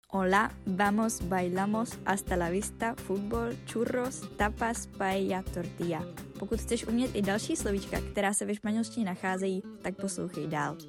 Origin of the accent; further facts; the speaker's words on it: Ostrava, Moravian-Silesian Region, Czechia; u nás v Ostravě